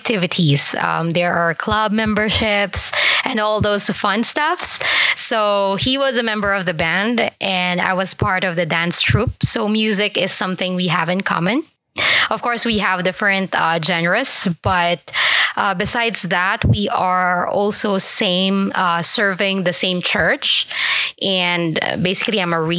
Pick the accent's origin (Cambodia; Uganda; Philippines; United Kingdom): Philippines; moved away as an adult; also born or lived in Singapore; now in Canada; We are both from Philippines, from the same hometown.